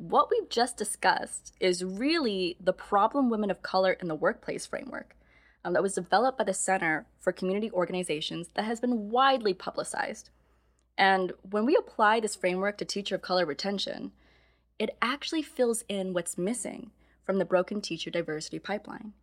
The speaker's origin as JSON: {"language": "English", "region": "Midwest", "country": "United States", "moved": "yes", "lives_now": "San Francisco Bay Area, United States", "said": "I come from the Midwest"}